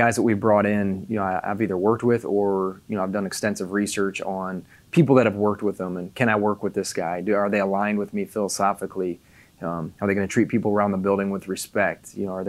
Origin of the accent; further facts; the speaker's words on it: Indiana, United States; moved away; I'm from Indiana, so, you know, I tell people I grew up, there's a cornfield across the road for me